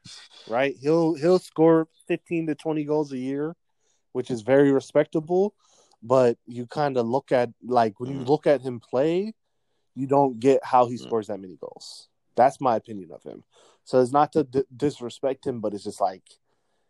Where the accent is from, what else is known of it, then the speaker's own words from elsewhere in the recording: East Coast, United States; a East Coast young man from America